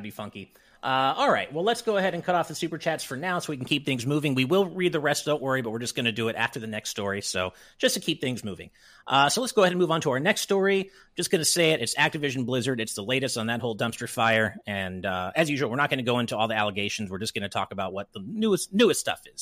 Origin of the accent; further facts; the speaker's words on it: California, United States; I'm a Californian